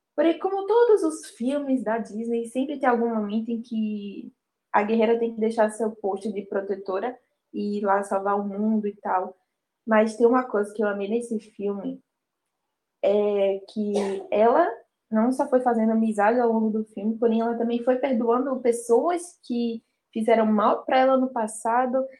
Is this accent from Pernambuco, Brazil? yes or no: yes; Olinda, Pernambuco, Brazil; eu sou daqui de Olinda